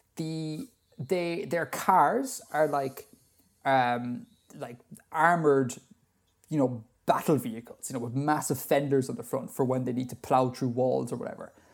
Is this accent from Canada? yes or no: no; Ireland; Being Irish